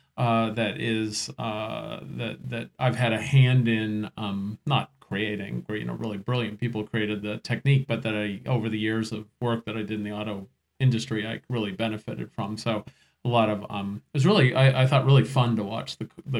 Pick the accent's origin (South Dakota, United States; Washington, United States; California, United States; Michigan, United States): California, United States; San Diego; moved away as an adult; also born or lived in Detroit; I grew up in San Diego, but right out of college moved to Detroit